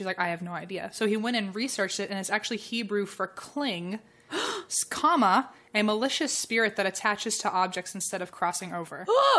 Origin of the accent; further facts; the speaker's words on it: United States; accent: American; in my American accent